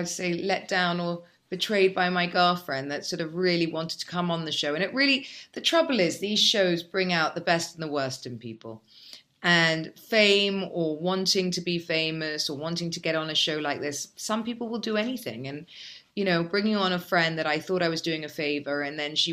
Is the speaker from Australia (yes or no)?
no; England, United Kingdom; now in Dubai, United Arab Emirates; We're English